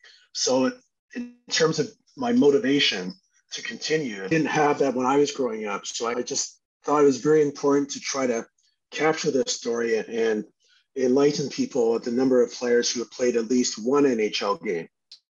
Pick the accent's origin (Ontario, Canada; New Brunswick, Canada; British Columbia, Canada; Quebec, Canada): Ontario, Canada; Burlington; where I grew up in Burlington.